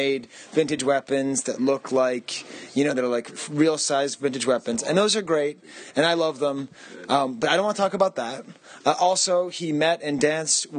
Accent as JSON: {"language": "English", "town": "Boston", "region": "Massachusetts", "country": "United States", "said": "I'm from Boston."}